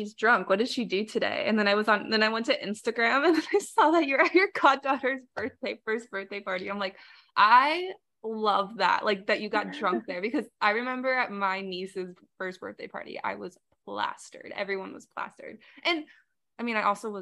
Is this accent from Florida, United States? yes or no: yes; South Florida, United States; I came back to South Florida after undergrad